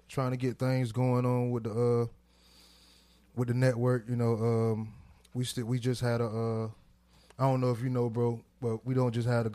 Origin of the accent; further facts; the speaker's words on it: Miami, Florida, United States; now in Jacksonville, United States; I'm from Miami